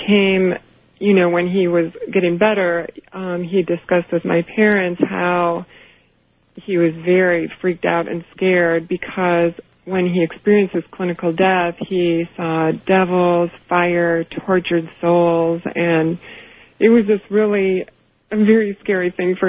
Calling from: Chicago, Illinois, United States; I'm calling from Chicago, and I'm listening on WLS.

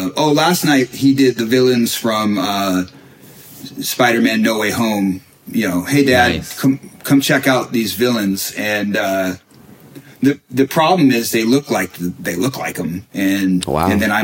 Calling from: Bellevue, Washington, United States; Yeah, so I'm in Bellevue right now. Yeah, we're I'm between homes right now.

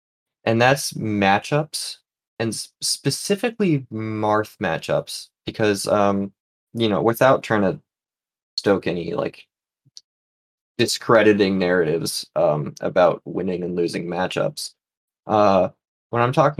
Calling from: New England, United States; From New England. And New England.

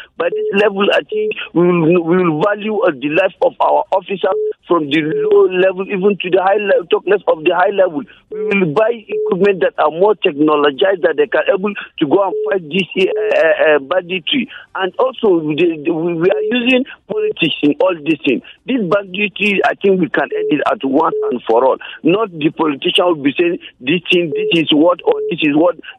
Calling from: Nigeria; I'm calling from Teacher and T Junction.

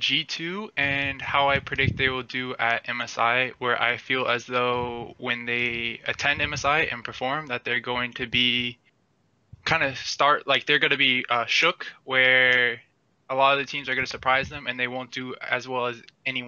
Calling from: Miami, Florida, United States; Miami, Florida.

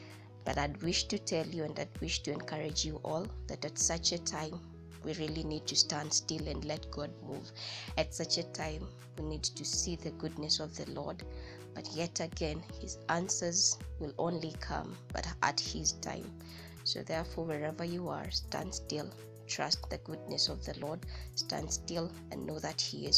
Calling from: Nanyuki, Laikipia County, Kenya; Hello, good people. I'm reaching out from Nanyuki, Kenya.

